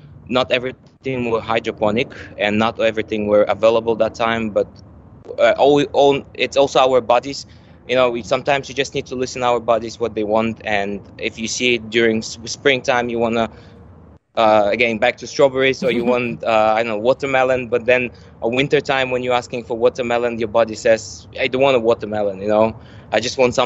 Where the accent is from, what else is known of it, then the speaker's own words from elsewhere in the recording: Dubai, United Arab Emirates; also born or lived in Malaysia / United States; I grew up literally in Dubai.